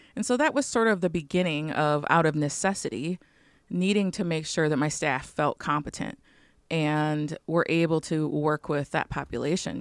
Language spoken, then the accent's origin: English; Chicago, Illinois, United States; also born or lived in northwest Wisconsin / Michigan; now in Wisconsin, United States; I live right now in northwest Wisconsin on Lake Superior. I'm originally from Chicago